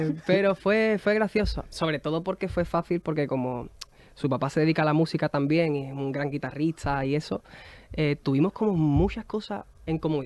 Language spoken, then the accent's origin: Spanish; San Fernando, Andalusia, Spain; nosotros hacíamos cuando éramos pequeños en San Fernando, en Cádiz